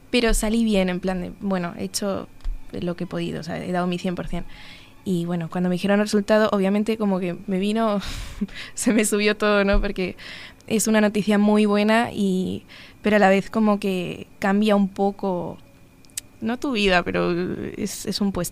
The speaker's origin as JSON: {"language": "Spanish", "country": "Uruguay", "said": "tenía unas ganas increíbles de, de venir porque es mi segunda casa, Uruguay, o sea, yo soy uruguaya también, entonces no es un, país ajeno"}